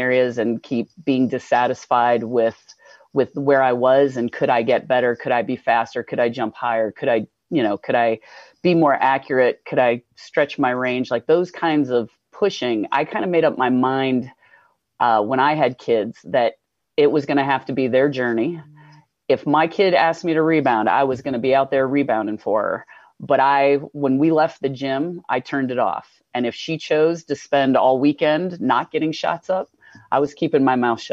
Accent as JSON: {"language": "English", "region": "Indiana", "country": "United States", "tie": "born or raised there", "also_born_or_lived": "New Hampshire", "moved": "yes", "lives_now": "Vermont, United States"}